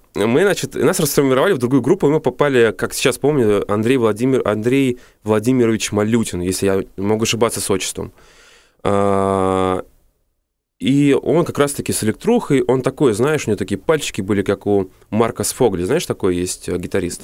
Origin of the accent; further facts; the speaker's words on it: Moscow, Russia; я москвич коренной